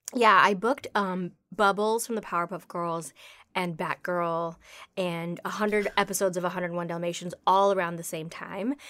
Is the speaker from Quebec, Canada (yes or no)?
no; Toronto, Ontario, Canada; now in Los Angeles, United States; I grew up in Toronto